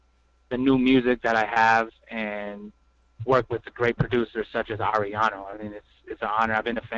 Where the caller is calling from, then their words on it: Albuquerque, New Mexico, United States; Today I'm calling in from Albuquerque, New Mexico. I was just arriving from my reservation. Currently, I'm living here and based in Albuquerque.